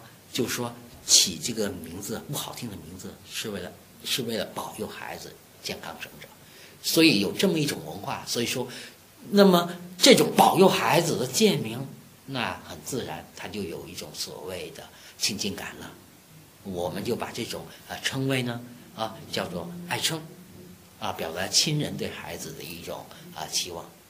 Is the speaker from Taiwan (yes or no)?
no; China; 我们中国人